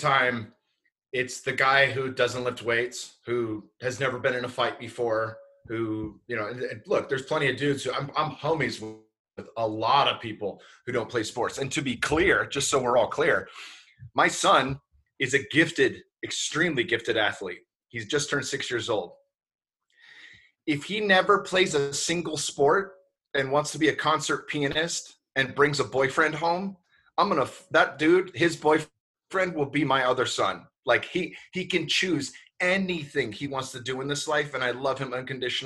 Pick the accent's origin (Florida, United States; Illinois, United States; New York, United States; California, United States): California, United States; Bay Area; I'm born and raised in the Bay Area.